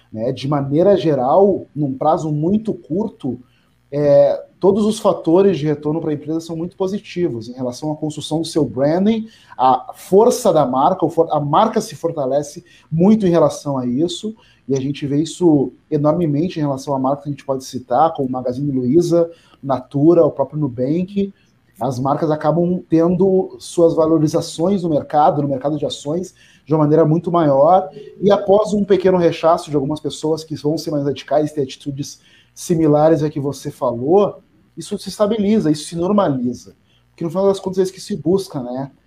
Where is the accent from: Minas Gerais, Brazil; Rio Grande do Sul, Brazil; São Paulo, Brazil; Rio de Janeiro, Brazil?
Rio Grande do Sul, Brazil; Porto Alegre; Eu cresci na periferia, eu nasci na Restinga